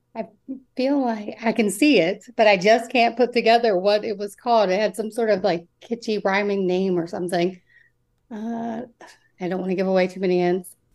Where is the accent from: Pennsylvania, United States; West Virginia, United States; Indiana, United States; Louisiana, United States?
West Virginia, United States; I'm from West Virginia